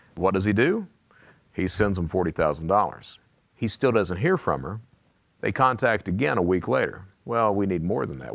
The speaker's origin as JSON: {"language": "English", "region": "Eastern Kentucky", "country": "United States", "said": "I come from Eastern Kentucky"}